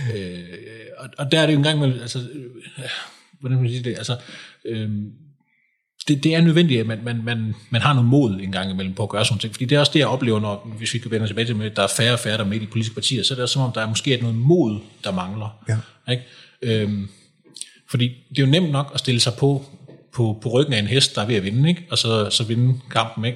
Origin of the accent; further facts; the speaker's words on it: Kolding, Southern Denmark, Denmark; also born or lived in Frederiksberg; now in Lyngby, Denmark; jeg kommer oprindeligt fra, fra Kolding